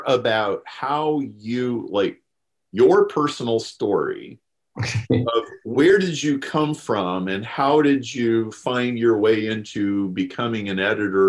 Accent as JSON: {"language": "English", "country": "Austria", "said": "And that goes to the background that you talked about. I'm from Austria."}